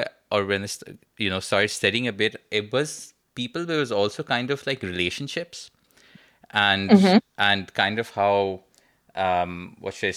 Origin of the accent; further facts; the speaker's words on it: Karachi, Sindh, Pakistan; we're both from Karachi